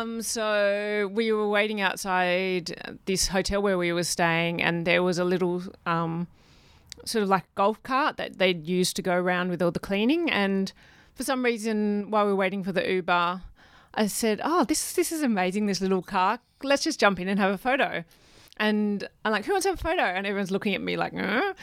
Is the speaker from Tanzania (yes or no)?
no; Perth, Western Australia, Australia; I was born in Perth. in Western